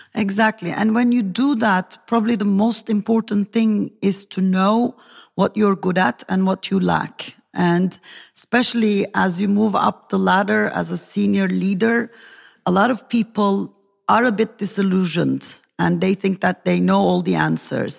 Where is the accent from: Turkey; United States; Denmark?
Turkey; from Turkey